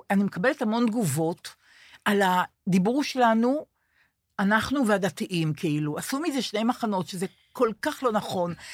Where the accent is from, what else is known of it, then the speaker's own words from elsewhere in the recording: Rehovot, Central District, Israel; moved away; אני באה מבית עם תודעה סוציאליסטית נורא חזקה. אה, אבל העיר תל אביב. לא, ברחובות